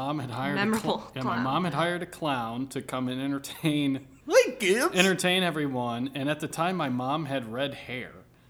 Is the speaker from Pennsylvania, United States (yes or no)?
no; Meridian, Mississippi, United States; moved away; I grew up in Mississippi.